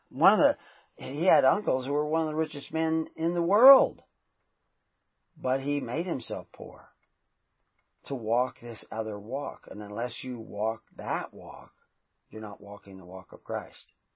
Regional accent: the South, United States; I grew up in the South

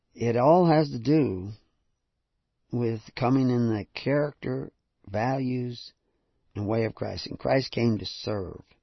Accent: the South, United States; I grew up in the south

